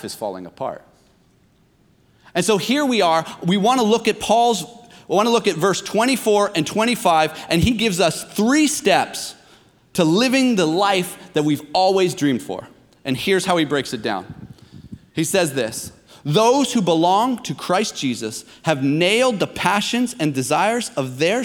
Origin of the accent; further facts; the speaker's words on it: near Toronto, Ontario, Canada; I grew up near Toronto.